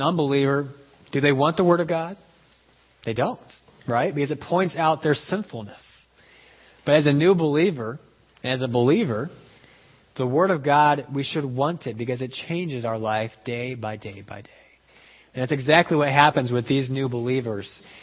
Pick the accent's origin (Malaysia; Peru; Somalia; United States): Peru; moved away; growing up in Peru, people still take siestas